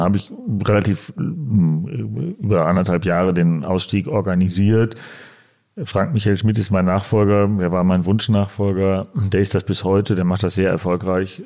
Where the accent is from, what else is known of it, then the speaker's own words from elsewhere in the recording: Dortmund, North Rhine-Westphalia, Germany; now in Berlin, Germany; ich äh, gebürtiger Dortmunder bin